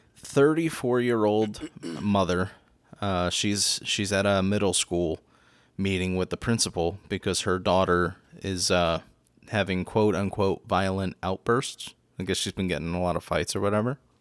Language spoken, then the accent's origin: English; Philadelphia, Pennsylvania, United States; moved away as an adult; also born or lived in New York; now in Florida, United States; I was born in New York, too, and raised in Philadelphia